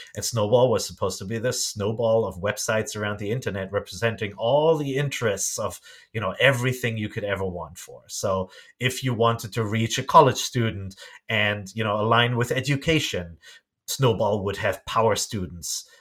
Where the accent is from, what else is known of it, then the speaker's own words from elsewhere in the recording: Germany; English is a second language; moved away as an adult; also born or lived in Japan; I grew up in Germany